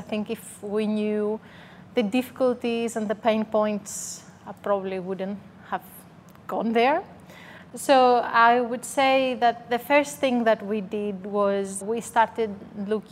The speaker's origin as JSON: {"language": "English", "country": "Greece", "second_language": "English", "moved": "as an adult", "lives_now": "Melbourne, Australia", "said": "I'm originally from Greece, so you can hear a strong accent."}